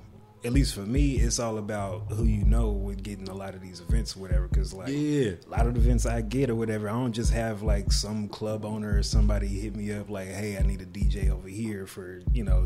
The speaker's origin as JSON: {"language": "English", "town": "Dallas", "region": "Texas", "country": "United States", "said": "I'm from Dallas."}